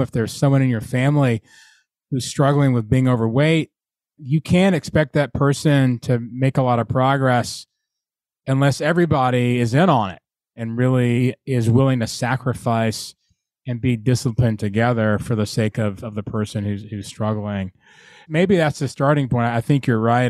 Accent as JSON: {"language": "English", "town": "Atlanta", "region": "Georgia", "country": "United States", "tie": "born or raised there", "moved": "yes", "lives_now": "Virginia, United States", "said": "I, grew up in Atlanta"}